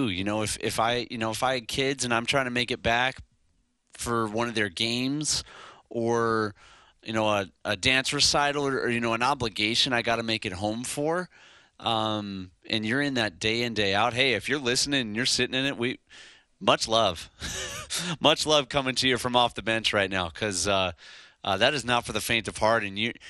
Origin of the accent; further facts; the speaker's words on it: Lake Zurich, Illinois, United States; I'm from Lake Zurich, Illinois.